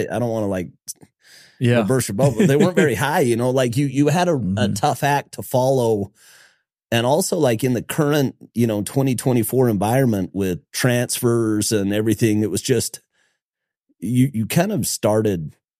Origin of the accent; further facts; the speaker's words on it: Logan, Utah, United States; I'm from Logan, from Cache Valley, grew up going to games in the Spectrum